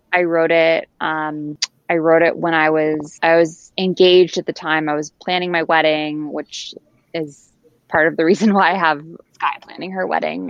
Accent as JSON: {"language": "English", "town": "Bedford", "region": "New York", "country": "United States", "also_born_or_lived": "Colorado", "moved": "as an adult", "lives_now": "Connecticut, United States", "said": "I am originally from Bedford, New York, which is an hour outside New York City."}